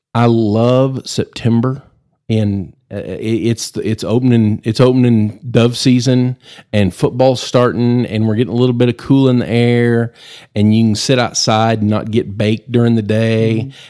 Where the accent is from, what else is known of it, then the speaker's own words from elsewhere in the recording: Amarillo, Texas, United States; I'm uh, born and raised in Amarillo